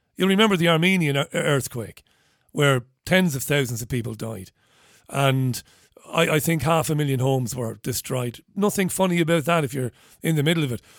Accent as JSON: {"language": "English", "country": "Ireland", "said": "as an Irish person, as a kid"}